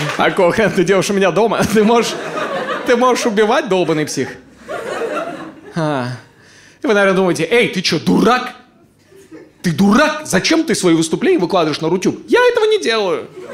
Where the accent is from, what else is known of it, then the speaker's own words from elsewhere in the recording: Ust-Kamenogorsk, East Kazakhstan Region, Kazakhstan; moved away as an adult; now in Moscow, Russia; Усть-Каменогорска, моего родного города